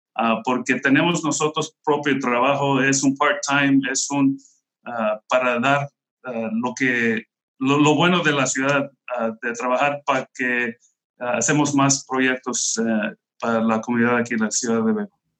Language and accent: Spanish; Bell, California, United States; yo, yo crecí aquí en la Ciudad de Bell. Tengo toda mi vida viviendo aquí en la Ciudad de Bell